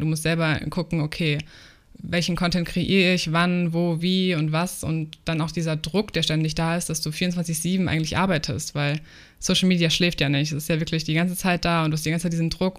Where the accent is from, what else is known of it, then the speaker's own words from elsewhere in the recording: Germany; also born or lived in New Zealand; ich bin selber Deutsche